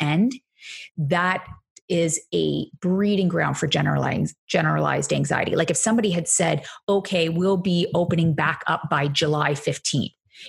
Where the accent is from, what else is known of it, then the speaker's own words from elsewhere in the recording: Canada; accent: Canadian; my accent probably has given it away at some point. I say organization, very Canadian, apparently.